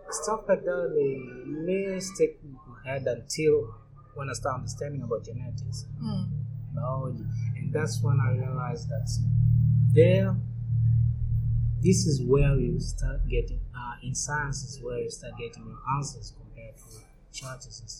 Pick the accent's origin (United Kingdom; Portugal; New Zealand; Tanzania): Tanzania; born and raised in Tanzania, uh, 33 year old